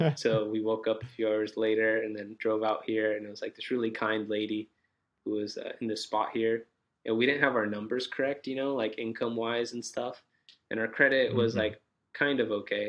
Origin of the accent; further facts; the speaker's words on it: Santa Maria, California, United States; moved away as an adult; now in Los Angeles, United States; So like 3 hours north of here from Santa Maria, it's called.